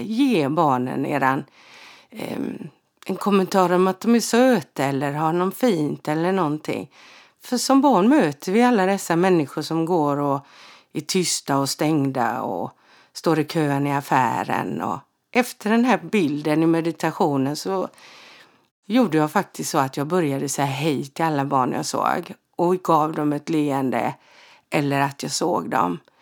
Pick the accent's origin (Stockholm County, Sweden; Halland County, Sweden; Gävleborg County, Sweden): Halland County, Sweden; Frillesås; born or raised there; also born or lived in Halmstad